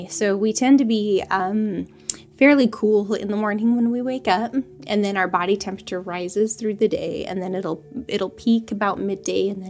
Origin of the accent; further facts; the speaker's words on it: Florida, United States; moved away; I'm from Florida.